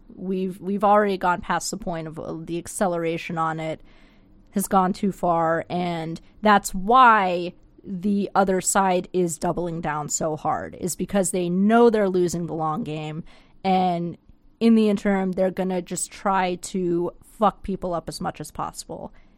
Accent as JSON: {"language": "English", "country": "United States", "tie": "born or raised there", "moved": "yes", "said": "I'm from there. I'm from the Panhandle"}